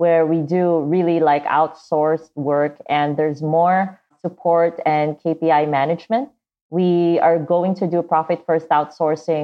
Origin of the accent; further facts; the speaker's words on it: Davao, Davao Region, Philippines; I grew up in the Philippines in this city called Davao